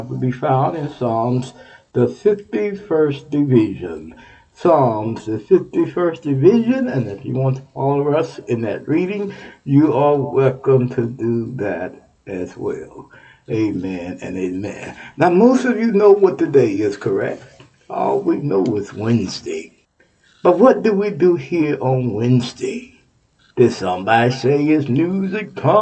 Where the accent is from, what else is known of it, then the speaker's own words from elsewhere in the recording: Houston, Texas, United States; now in Ohio, United States; I mentioned Texas because that's my hometown, my home state. From Houston, Texas